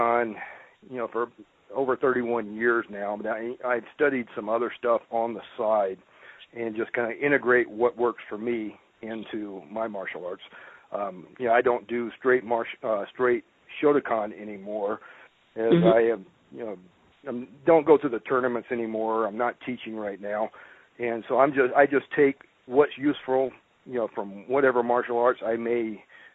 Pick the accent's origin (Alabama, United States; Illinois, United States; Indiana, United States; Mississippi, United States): Mississippi, United States; rural; also born or lived in Louisiana; now in Colorado, United States; I grew up in rural Mississippi